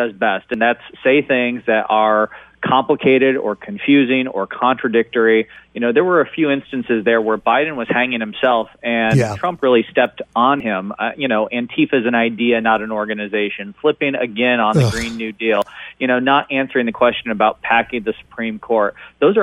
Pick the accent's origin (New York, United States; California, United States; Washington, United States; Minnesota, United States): Washington, United States; Seattle; I was born in Seattle